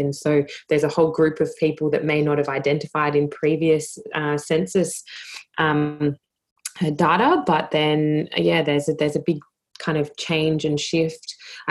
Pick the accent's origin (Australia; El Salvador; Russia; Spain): Australia; the fact that sovereignty has never ceded is a really big issue when it comes to planning, but just being an Australian generally.